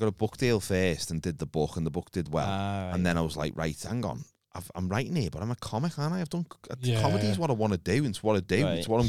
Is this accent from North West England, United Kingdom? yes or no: yes; Liverpool, North West England, United Kingdom; accent: Scouse; They didn't know I was Scouse. A lot of them thought I was from London.